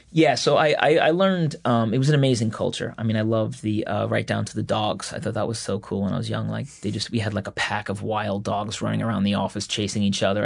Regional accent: Floral Park, New York, United States; I kinda grew up, like, in an atypical Long Island town, though. It was Floral Park

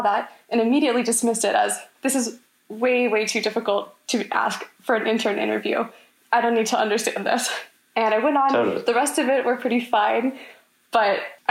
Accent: Orlando, Florida, United States; I'm a junior from Orlando

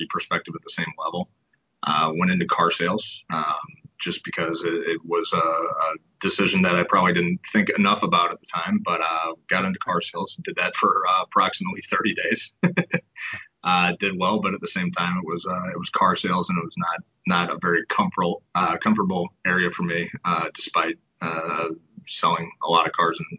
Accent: St. Louis, Missouri, United States; Born and raised in St. Louis

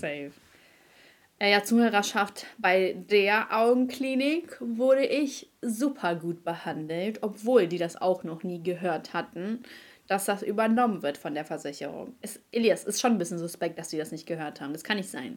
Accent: Germany; als Deutscher

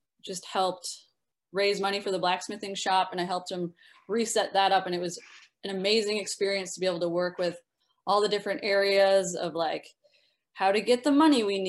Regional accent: Minnesota, United States; moved away; I'm originally from Minnesota

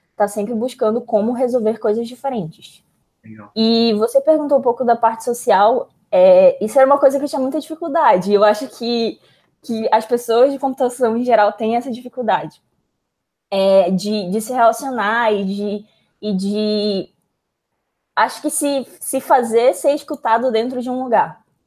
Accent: Manaus, Amazonas, Brazil; moved away as an adult; eu sou de Manaus, então Manaus é mais isolado ainda

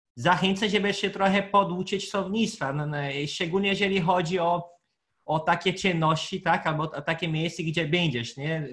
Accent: Pará, Brazil; Polish is a second language; now in Poland; ja pochodzę z Para, z północy

